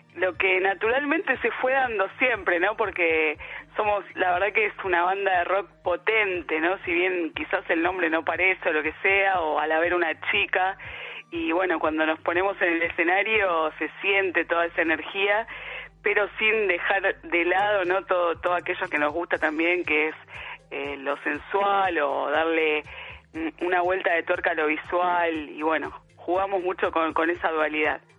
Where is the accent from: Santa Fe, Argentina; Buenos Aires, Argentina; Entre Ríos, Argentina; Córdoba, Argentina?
Buenos Aires, Argentina; yo soy de Lugano, pero me iba de, chica ahí a la feria